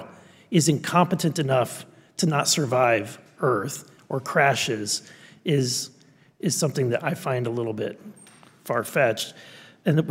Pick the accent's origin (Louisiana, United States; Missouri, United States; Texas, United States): Missouri, United States; I'm from Missouri